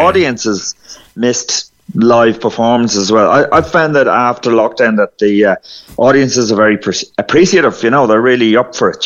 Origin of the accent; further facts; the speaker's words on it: County Meath, Ireland; I'm actually grew up in Meath